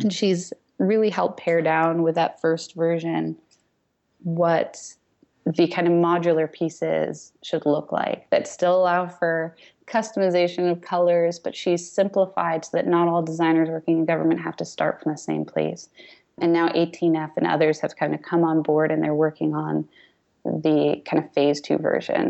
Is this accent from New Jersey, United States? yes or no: yes; New Jersey, United States; I grew up mostly in New Jersey